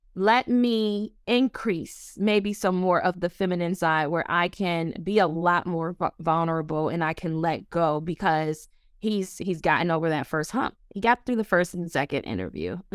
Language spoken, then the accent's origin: English; Buffalo, New York, United States; also born or lived in Orlando, Florida; now in Washington, D.C., United States; I am originally from Buffalo, New York, by the way of Orlando, Florida.